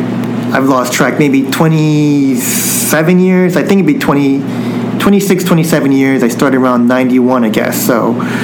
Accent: United States; my family came over to the United States after all this happened, but it's just being, I think, a responsibility of being Japanese American

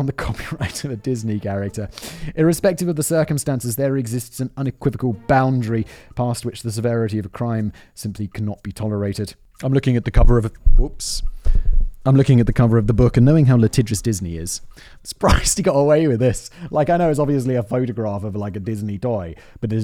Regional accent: United Kingdom; being British is a part of who I am

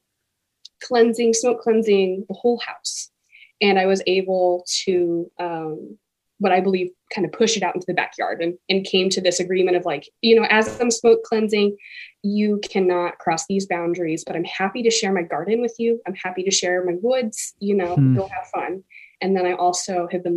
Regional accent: Kentucky, United States; now in Washington, United States; growing up in Kentucky

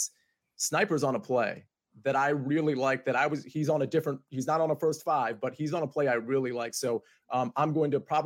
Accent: Dover, Delaware, United States; I was born in Dover

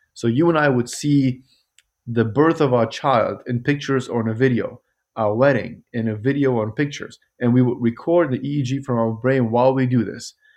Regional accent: Germany; moved away as an adult; also born or lived in Kabul, Afghanistan / Zurich, Switzerland / Vancouver, Canada / Toronto, Canada; now in Louisville, United States; I grew up in Germany

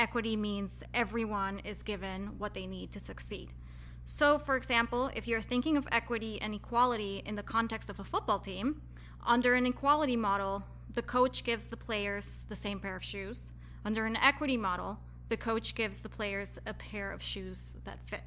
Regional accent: Querétaro, Mexico; moved away; also born or lived in Colorado; I am originally from Querétaro in Mexico, which is where I grew up

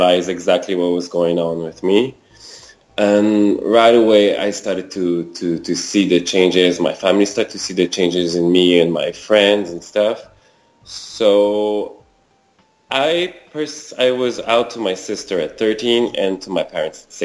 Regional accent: Quebec City, Quebec, Canada; also born or lived in Rimouski, Quebec; now in Montreal, Canada; I was born in Rimouski, a small town in Quebec province in Canada. And I grew up in Quebec City, lived in Montreal for over 20 years now.

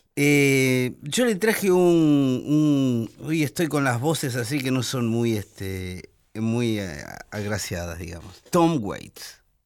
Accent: Buenos Aires, Argentina; Yo soy porteño, medularmente, porque yo nací en el puerto.

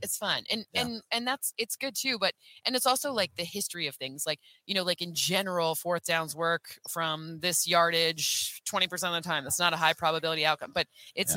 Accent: Michigan, United States; I'm from Michigan

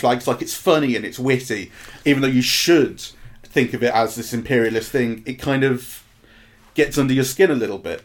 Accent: England, United Kingdom; But as an English person, and I and I say English because it made me feel English.

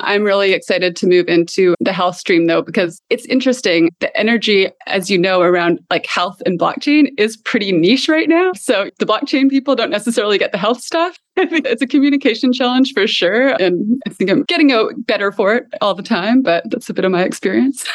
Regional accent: Canada; moved away; also born or lived in Lisbon, Portugal; I'm a Canadian by background

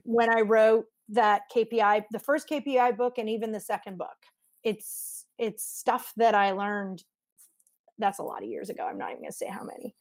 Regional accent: Montreal, Quebec, Canada; also born or lived in Vancouver, Canada / Bowen Island, Canada / Mexico City, Mexico; now in United States; I lived on Bowen Island, but I grew up in Montreal

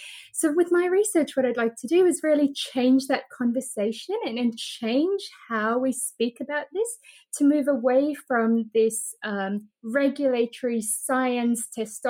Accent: South Africa; also born or lived in Australia; So I'm South African and I went over to Australia to go and do my PhD research there.

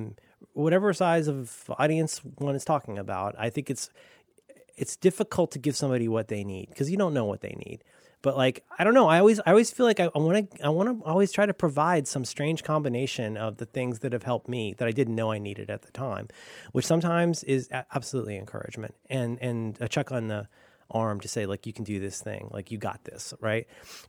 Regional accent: Florida, United States; I'm from Florida. I didn't have anything good.

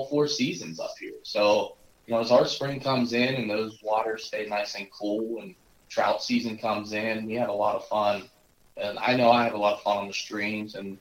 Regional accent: Northwest Pennsylvania, United States; I also grew up in this area. We're up in Northwest Pennsylvania

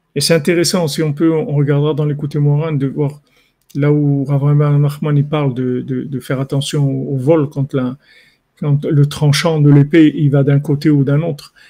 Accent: Morocco; je suis un Marocain

